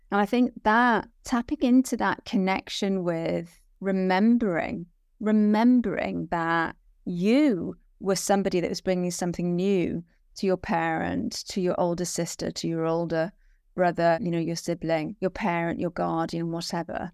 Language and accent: English; Wales, United Kingdom; I'm, I'm born and bred Welsh, so I'm Welsh